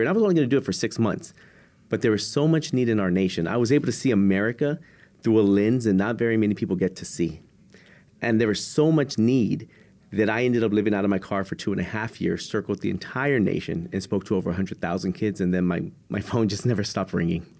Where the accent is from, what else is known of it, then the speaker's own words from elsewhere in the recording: San Antonio, Texas, United States; I'm originally from San Antonio, Texas